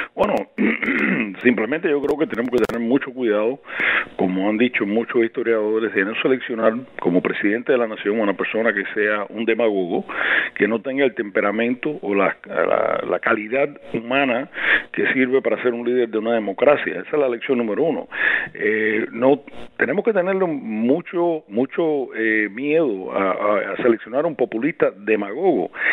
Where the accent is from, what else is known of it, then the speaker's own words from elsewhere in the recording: Cuba; now in United States; Para mí como cubano